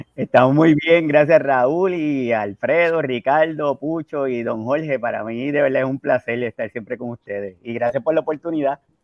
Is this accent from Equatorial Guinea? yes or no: no; Puerto Rico; hablando acá como boricua